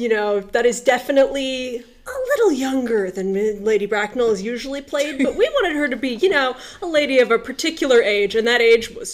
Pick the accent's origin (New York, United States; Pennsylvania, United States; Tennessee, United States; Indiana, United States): Indiana, United States; moved away as an adult; now in Manchester, United States; I am an engineer from Indiana, where I was born and raised.